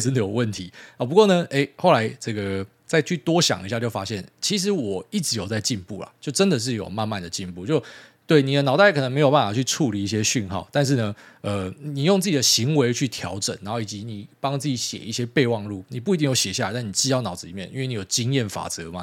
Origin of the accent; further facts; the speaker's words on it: Miaoli County, Taiwan; 我是苗栗来的，我在这个什么农田的环境长大